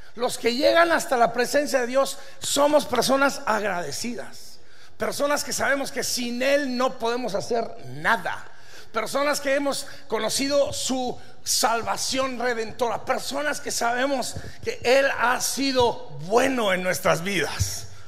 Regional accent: Durango, Mexico; Pues yo vengo de Durango

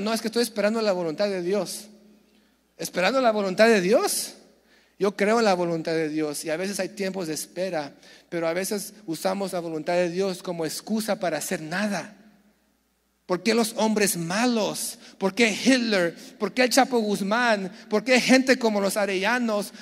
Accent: San Diego, California, United States; Yo nací en San Diego

